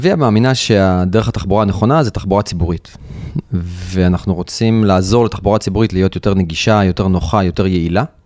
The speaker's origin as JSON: {"language": "Hebrew", "town": "Rishon LeZion", "region": "Central District", "country": "Israel", "tie": "born or raised there", "said": "אני לדוגמה גדלתי בראשון לציון"}